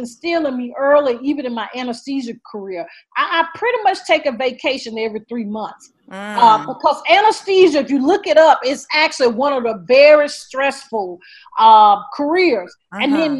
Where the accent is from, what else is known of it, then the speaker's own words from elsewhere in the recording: the South, United States; I'm from the South